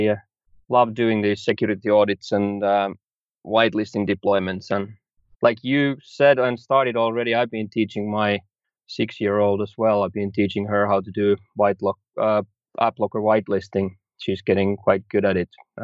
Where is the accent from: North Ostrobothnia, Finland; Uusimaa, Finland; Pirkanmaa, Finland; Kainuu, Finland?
Uusimaa, Finland; Helsinki; I'm from Helsinki, Finland